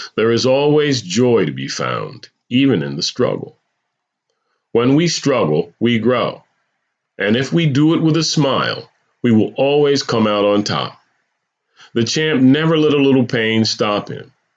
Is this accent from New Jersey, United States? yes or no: yes; New Jersey, United States; moved away as an adult; also born or lived in California; moving to California after growing up in New Jersey